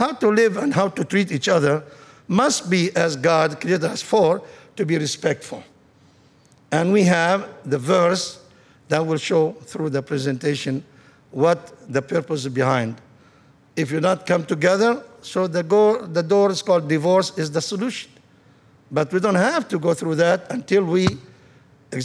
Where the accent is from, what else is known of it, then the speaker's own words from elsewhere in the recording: Lebanon; moved away as an adult; now in United States; I am from Lebanon, country of 50-50 Christian Muslims